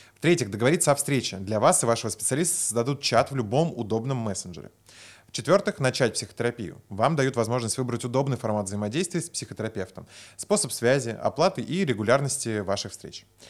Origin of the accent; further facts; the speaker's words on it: Moscow, Russia; я просто родился в Москве